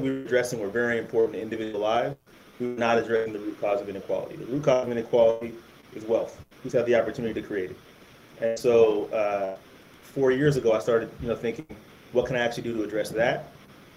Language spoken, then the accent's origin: English; Silicon Valley, California, United States; I grew up in Silicon Valley